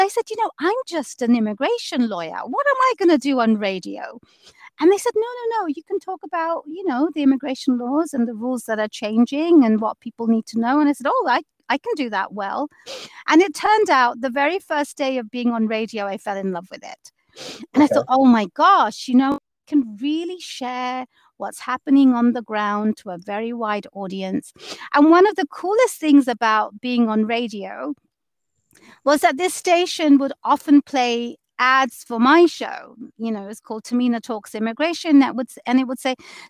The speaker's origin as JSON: {"language": "English", "region": "London", "country": "United Kingdom", "tie": "born or raised there", "moved": "as an adult", "lives_now": "Seattle, United States", "said": "I grew up in London"}